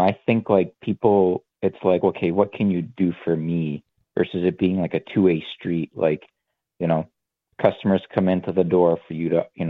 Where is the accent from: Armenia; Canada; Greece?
Greece; now in United States; Not even from the States, and I came from Greece